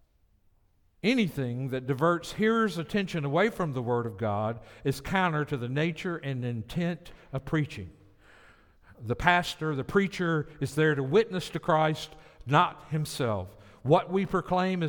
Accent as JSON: {"language": "English", "region": "the South", "country": "United States", "moved": "yes", "said": "I'm from the South"}